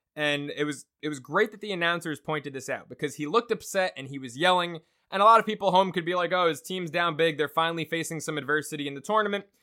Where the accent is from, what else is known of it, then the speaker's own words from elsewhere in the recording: Long Island, New York, United States; I'm from Long Island.